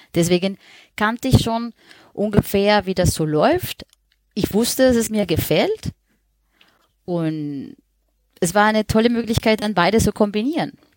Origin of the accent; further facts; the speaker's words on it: Colombia; German is a second language; moved away as an adult; now in Germany; Ich wohne seit zehn Jahren in Deutschland, bin aber ursprünglich Kolumbianerin.